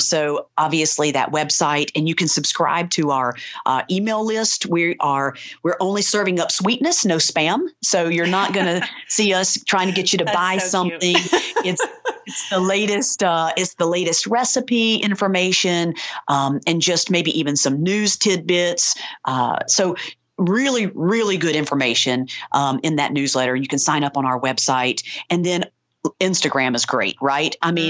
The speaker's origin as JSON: {"language": "English", "region": "the South", "country": "United States", "said": "We're from the South. We're social."}